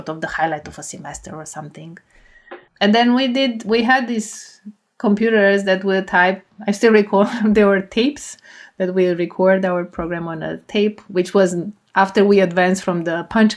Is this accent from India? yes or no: no; Romania; moved away as an adult; the high school that was best in math and my hometown